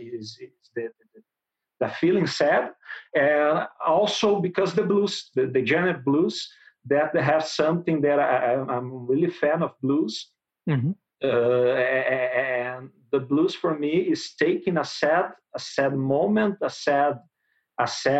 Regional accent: Porto Alegre, Rio Grande do Sul, Brazil; English is a second language; I'm from Brazil. I'm from south of Brazil, Rio Grande do Sul, Porto Alegre

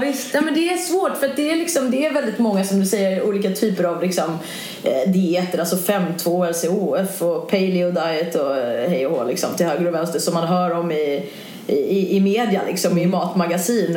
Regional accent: Sweden; also born or lived in London, United Kingdom; man som svensk

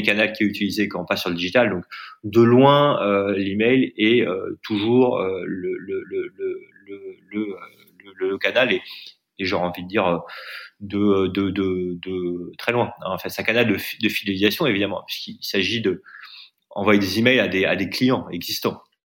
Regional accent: France; moved away; also born or lived in Delhi, India; je suis en Inde, moi, je suis français

